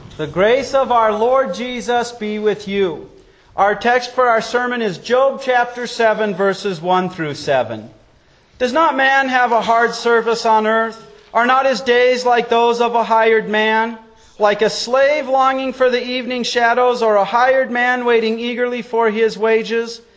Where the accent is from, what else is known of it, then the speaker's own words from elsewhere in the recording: Wyoming, United States; growing up in Wyoming